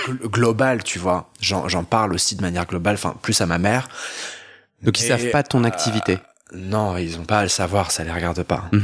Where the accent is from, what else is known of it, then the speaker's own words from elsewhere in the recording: France; also born or lived in Montpellier / Paris / London / Bordeaux; quand j'étais dans ma dans ma ville natale. Euh, qui est laquelle Tu veux la dire euh, En France Ouais, c'était en France